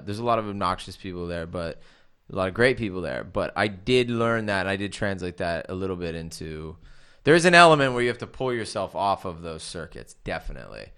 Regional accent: California, United States; moved away as an adult; now in United Kingdom; growing up in California

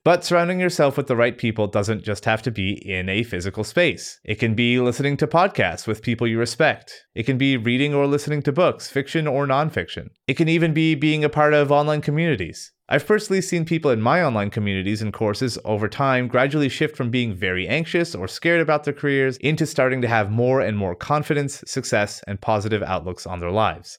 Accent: Canada; Growing up in the meth and illiteracy capital of Canada

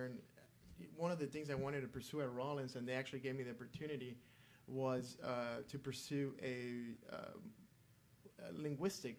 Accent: Miami, Florida, United States; first language Spanish; English is a second language; My first language is Spanish. And even though I was born in the U.S., grew up in Miami

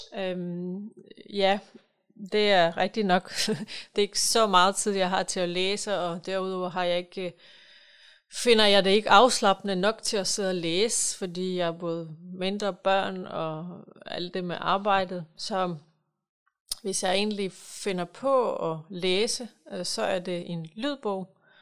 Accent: Ukraine; now in Holbæk, Denmark; jeg kommer selv fra Ukraine

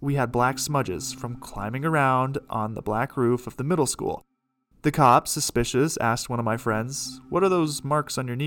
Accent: Brookfield, Wisconsin, United States; in my hometown of Brookfield, Wisconsin

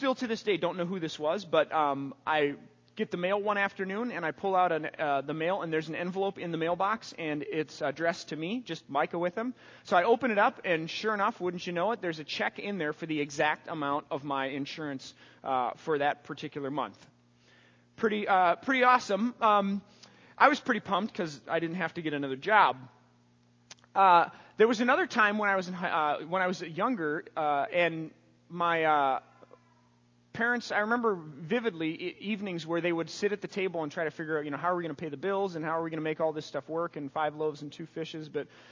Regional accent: St. Paul, Minnesota, United States; I grew up in the Midway in St. Paul

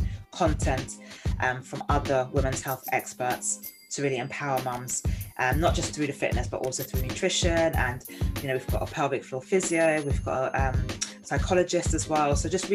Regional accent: Nigeria; growing up it was very much like, you know, being Nigerian

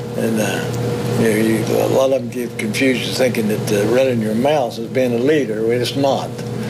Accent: Richwood, West Virginia, United States; I was born in Richwood, West Virginia. Well, West Virginia boys. It's about in the middle of the state.

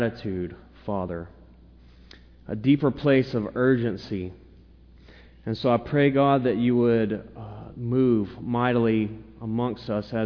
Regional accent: the South, United States; I'm a Southerner

